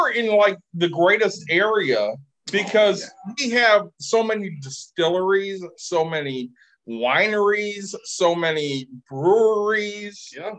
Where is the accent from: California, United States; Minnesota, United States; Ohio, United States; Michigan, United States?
Michigan, United States; Plainwell; So I grew up in Plainwell, which, some of you people know.